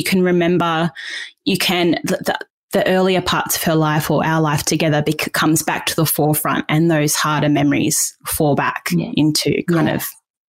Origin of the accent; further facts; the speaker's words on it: Perth, Western Australia, Australia; also born or lived in Queensland / New South Wales; Like I was born in Perth and then we moved to Queensland and then we went back to Perth and then we eventually settled in New South Wales when I was about 13.